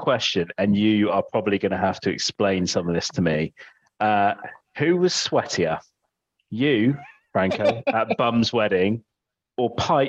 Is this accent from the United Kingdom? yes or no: yes; West Country, South West England, United Kingdom; the fact that we are both from the West Country, the fact that my dad's side of the family, which is obviously the … came from Bradford-on-Avon